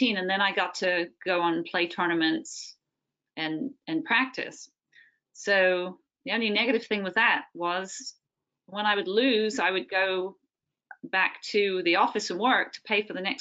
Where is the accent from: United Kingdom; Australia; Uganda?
United Kingdom; England; moved away; I come from England